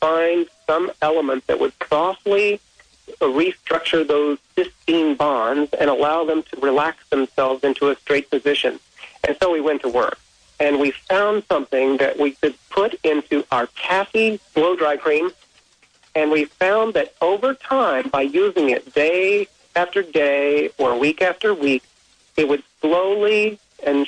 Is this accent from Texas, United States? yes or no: yes; South Texas, United States; I grew up in South Texas, and in fact, right now I'm here in Houston, Texas